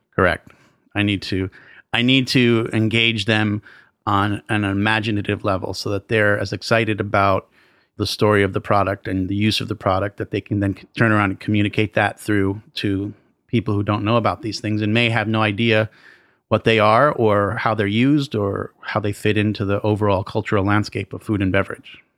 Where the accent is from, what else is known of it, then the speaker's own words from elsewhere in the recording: New York City, New York, United States; I grew up in and around New York City